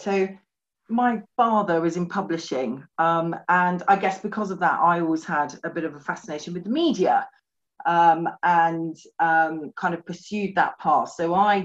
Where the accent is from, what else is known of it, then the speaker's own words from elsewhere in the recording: West Country, South West England, United Kingdom; moved away as an adult; also born or lived in London / Norfolk; now in Suffolk, United Kingdom; We're both from the West Country